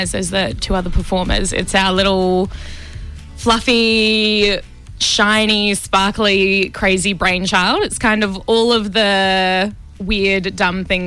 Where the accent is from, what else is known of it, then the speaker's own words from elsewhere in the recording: Wollongong, New South Wales, Australia; I grew up in Wollongong